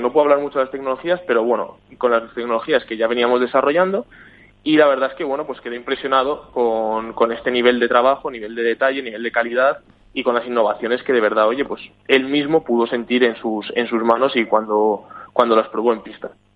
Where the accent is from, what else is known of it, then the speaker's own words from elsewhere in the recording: Spain; now in Sweden; yo soy de España